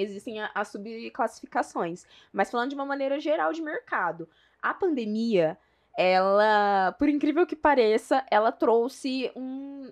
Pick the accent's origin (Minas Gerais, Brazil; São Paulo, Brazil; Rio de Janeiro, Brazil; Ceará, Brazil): São Paulo, Brazil; São José do Rio Preto; accent: mineiro; eu sou de São José do Rio Preto